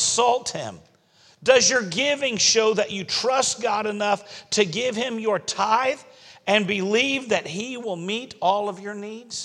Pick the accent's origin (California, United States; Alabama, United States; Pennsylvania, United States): Alabama, United States; moved away; also born or lived in Florida; I'm originally from Alabama